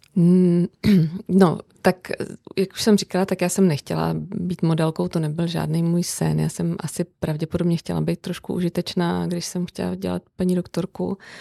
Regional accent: Brno, South Moravian Region, Czechia; now in Prague, Czech Republic; já žiju v Praze, přestože jsem z Brna

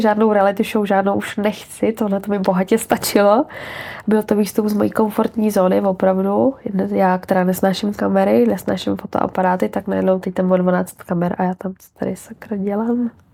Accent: Czechia; moved away as an adult; now in Prague, Czechia; já jsem z Hradce

